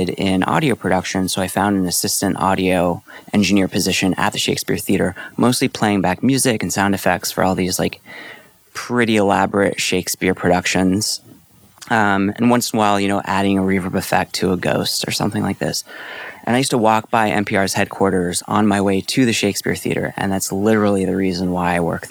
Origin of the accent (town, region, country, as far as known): Portsmouth, New Hampshire, United States; born or raised there; moved away as an adult; also born or lived in Los Angeles, California / Ithaca, New York; now in Washington, D.C., United States